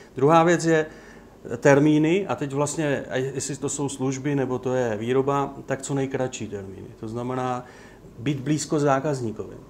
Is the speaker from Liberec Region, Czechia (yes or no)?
no; Ostrava, Moravian-Silesian Region, Czechia; now in Opava, Czech Republic; Já sám jsem vyrůstal v, eh, na Sleské ostravě